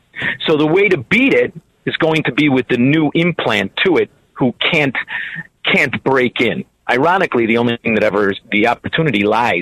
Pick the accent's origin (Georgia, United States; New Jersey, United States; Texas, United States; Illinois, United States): Illinois, United States; Melrose Park; moved away as an adult; now in Florida, United States; I'm from Melrose Park.